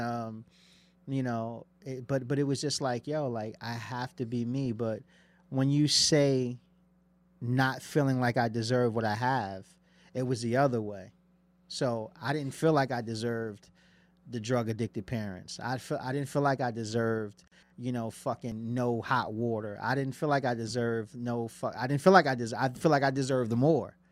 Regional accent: Passaic, New Jersey, United States; where I'm from, I'm from Passaic, New Jersey.

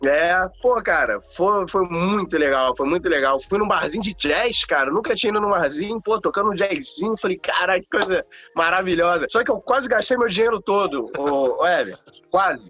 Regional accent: Rio de Janeiro, Brazil; sou do Rio de Janeiro

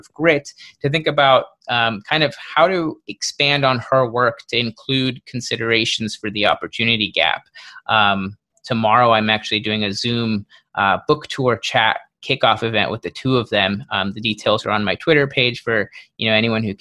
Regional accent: Portland, Oregon, United States; moved away as an adult; also born or lived in Chicago; I grew up in Portland, Oregon.

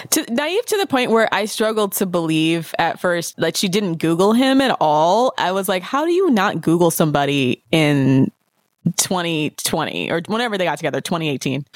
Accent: United States; as an American

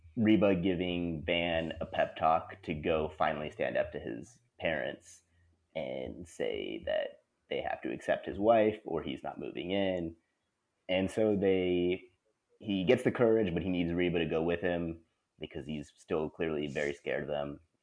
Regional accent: Texas, United States; growing up in Texas

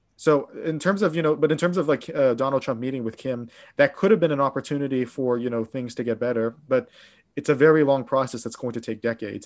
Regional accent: Pittsburgh, Pennsylvania, United States; now in Japan; I'm from Pittsburgh, uh, Pittsburgh, Pennsylvania

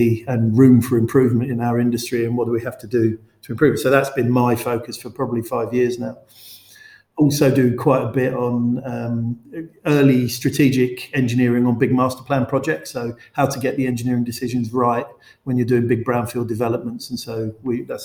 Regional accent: London, United Kingdom; I grew up in West London.

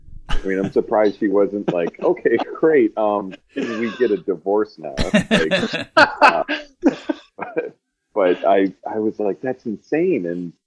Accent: Wisconsin, United States; I am from Wisconsin.

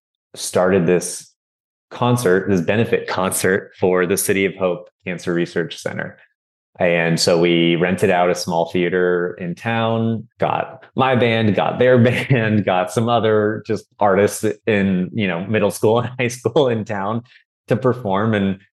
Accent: California, United States; also born or lived in Miami, United States; I was born in Miami, Florida, along with my brothers were born there as well. Then we moved out to California for my dad's work.

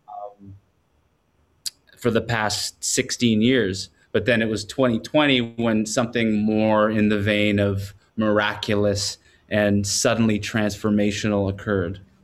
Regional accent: Quadra Island, British Columbia, Canada; also born or lived in Campbell River, British Columbia; I was raised on a small island close to there, a ten-minute ferry ride from where I was born on Quadra Island

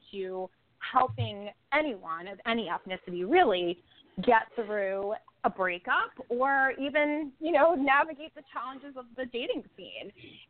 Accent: Totowa, New Jersey, United States; Totowa, originally.

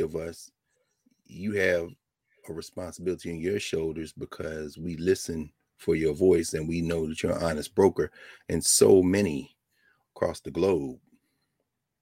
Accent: Nashville, Tennessee, United States; I'm from Nashville. Right down the street from Memphis.

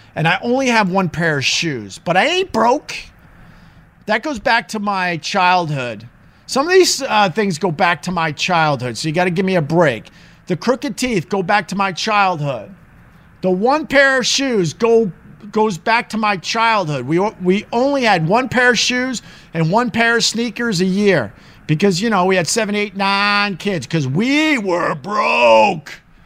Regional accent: Long Island, New York, United States; I'm from Long Island.

